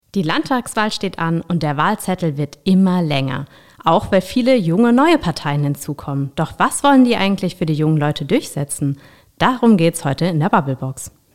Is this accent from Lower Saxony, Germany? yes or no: no; Rhenish Hesse, Rhineland-Palatinate, Germany; ich komme hier aus Rheinhessen